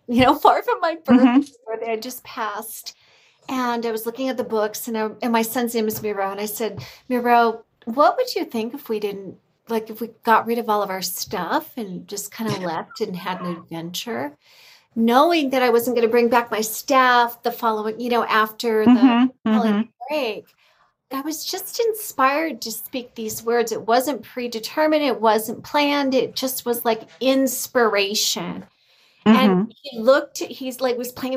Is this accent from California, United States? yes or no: yes; California, United States; I'm from California